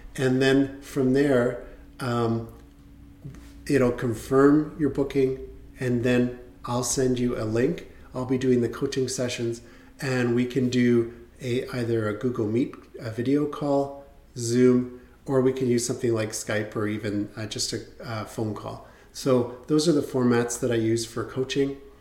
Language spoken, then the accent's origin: English; Canada; As a Canadian, you had to register with the US government